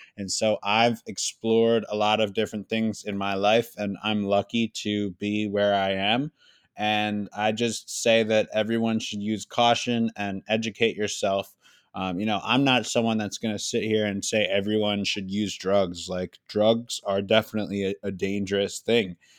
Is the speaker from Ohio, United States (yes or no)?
no; Philadelphia, Pennsylvania, United States; I'm from Philadelphia